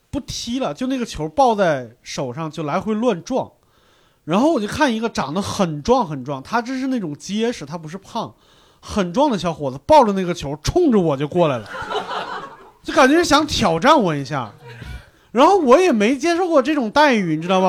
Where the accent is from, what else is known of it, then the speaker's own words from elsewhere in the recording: North China, China; 我们华北这边儿，像我这一代华北的